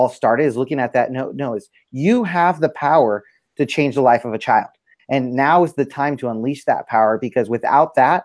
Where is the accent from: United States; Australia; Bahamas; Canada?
United States; San Diego, California; now in Northern California, United States; I grew up in San Diego, came up here to, I live in Northern California